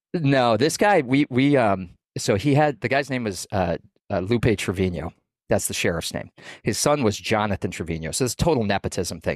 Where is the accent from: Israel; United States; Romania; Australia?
United States; New England, Maine; moved away as an adult; I grew up in New England. I moved down twenty-six hundred miles from Maine to work on the, the southern border